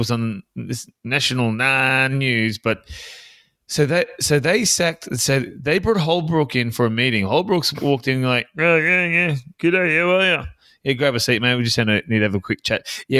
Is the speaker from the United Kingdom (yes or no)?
no; South Africa; Oh, yes. No. I'm from South Africa.